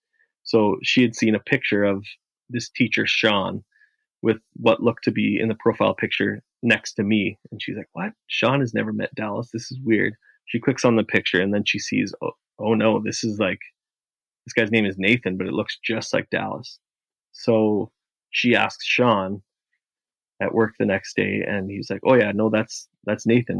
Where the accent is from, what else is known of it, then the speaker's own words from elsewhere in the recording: Canada; as a Canadian